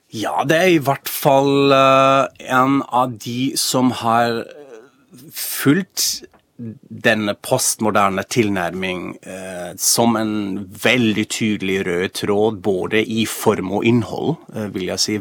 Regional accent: Germany; now in Norway; jeg er jo fra Tyskland egentlig

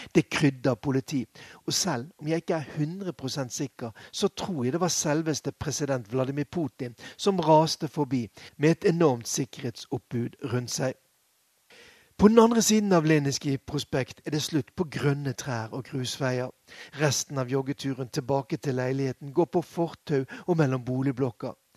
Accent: Bergen, Vestland, Norway; moved away as an adult; now in Moscow, Russia; som vi ville kalt den hjemme i Bergen

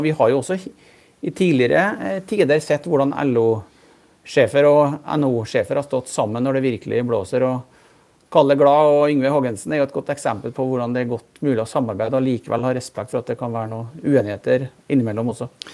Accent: Malm, Trøndelag, Norway; moved away; jeg vokste opp i, i Malm i Trøndelag

